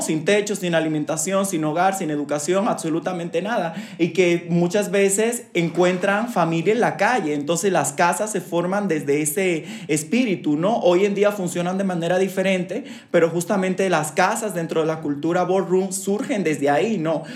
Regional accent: Dominican Republic; moved away; soy de República Dominicana, soy una persona migrante

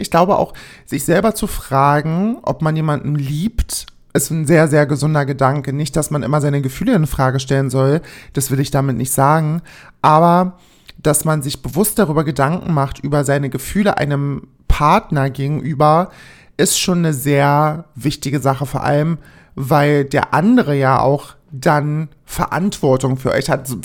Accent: East Germany, Germany; ich komme aus dem Osten

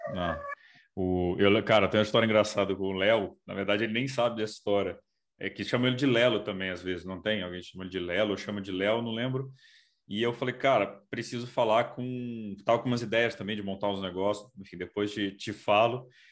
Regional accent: Brasília, Federal District, Brazil; eu, eu sou de Brasília

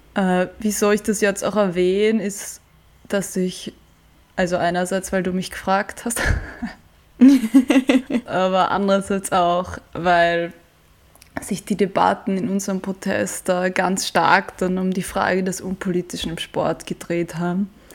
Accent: Vienna, Austria; ich habe ursprünglich mit meinem Papa und meinem Bruder und irgendwie allen möglichen Freundinnen als Kind im Prater und in Wiener Parks begonnen, Fußball zu spielen

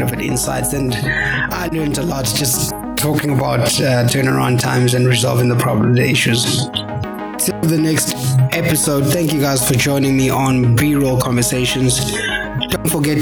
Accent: South Africa; as a South African citizen

